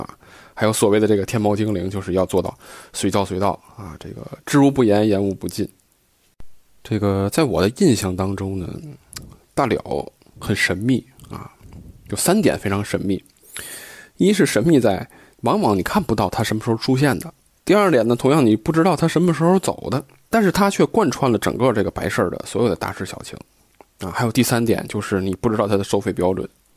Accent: Tianjin, China; 呃，我是天津人啊，天津是一个比较保守、比较内敛的这样的一个城市，保留了很多这种自古以来的这样传承的风俗。

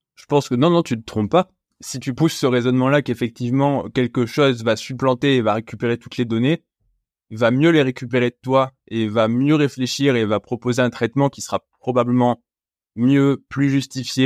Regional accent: France; je suis français

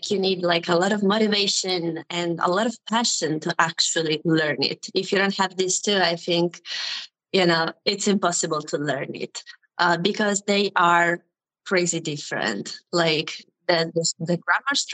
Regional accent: Sicily, Italy; first language Italian; English is a second language; also born or lived in China; I'm from Italy. And when I was 17 years old, I went to China

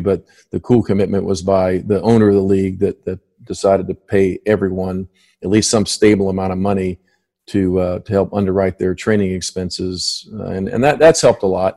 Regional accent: Miami, Florida, United States; moved away as an adult; I grew up in Miami

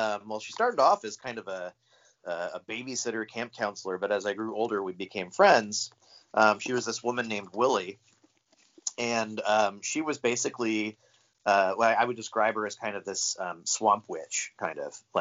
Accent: St. Augustine, Florida, United States; moved away as an adult; also born or lived in Seattle; I grew up in Florida. I grew up in a town called St. Augustine

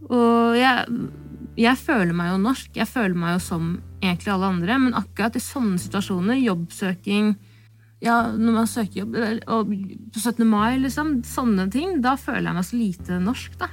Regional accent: Stokke, Vestfold, Norway; first language Norwegian; jeg er jo født og oppvokst i Norge

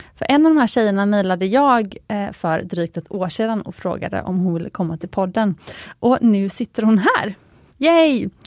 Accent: Gothenburg, Västra Götaland, Sweden; Jag är ju från Göteborg och min mamma har alltid köpt smycken på Jarl Sandin

